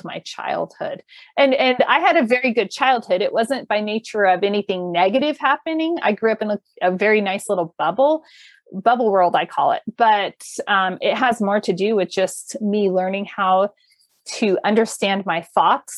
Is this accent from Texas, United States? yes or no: no; California, United States; moved away; also born or lived in Colorado Front Range; Growing up in California, living in Colorado's Front Range as it was developing